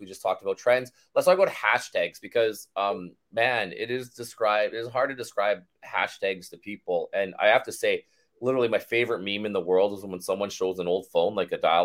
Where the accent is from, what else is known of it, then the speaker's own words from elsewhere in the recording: Canada; I'm Canadian, I live in Canada